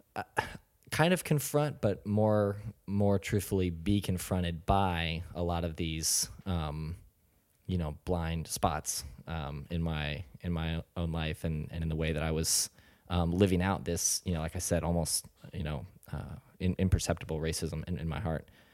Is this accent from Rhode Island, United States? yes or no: no; South Florida, United States; moved away as an adult; now in North Carolina, United States; I grew up in South Florida, and it was, uh, a fairly small suburban town